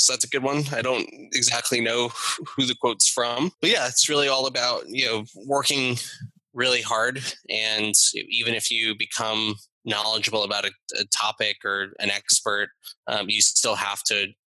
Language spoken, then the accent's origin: English; South Florida, United States; I was Miami Heat fan growing up in South Florida.